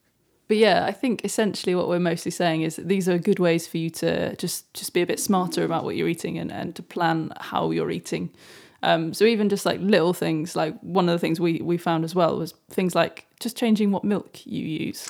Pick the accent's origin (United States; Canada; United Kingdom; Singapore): United Kingdom; Well, we are British.